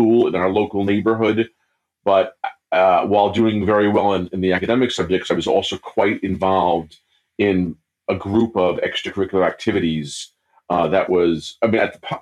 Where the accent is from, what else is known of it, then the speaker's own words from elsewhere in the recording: New York, United States; also born or lived in Brazil; I was born in New York to a middle-class family, and I grew up in the city and then in the suburbs of New York